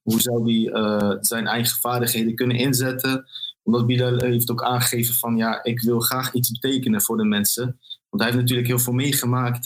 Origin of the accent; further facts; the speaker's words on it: Arnhem, Gelderland, Netherlands; toen ik opgroeide in Arnhem, in een wijk genaamd Malburgen.